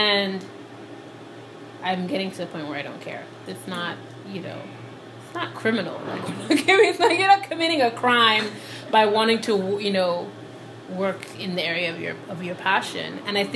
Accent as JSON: {"language": "English", "country": "Nigeria", "tie": "born or raised there", "also_born_or_lived": "Liberia", "moved": "as an adult", "lives_now": "United States", "said": "I was born in Liberia to Sierra Leonean parents, and then I moved to Nigeria when I was 6, and I lived in Nigeria from when I was 6 to 18."}